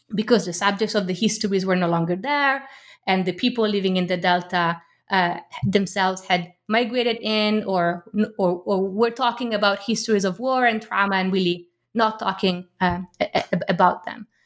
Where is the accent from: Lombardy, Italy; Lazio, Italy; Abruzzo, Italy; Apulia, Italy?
Lombardy, Italy; Milan; moved away; We had Turkish neighbors, uh, growing up in Milan